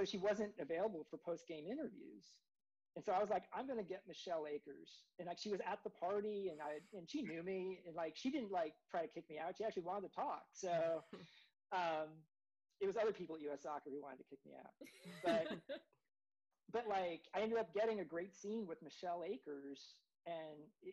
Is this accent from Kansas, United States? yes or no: yes; Kansas City, Kansas, United States; moved away as an adult; I grew up in Kansas, in the Kansas City area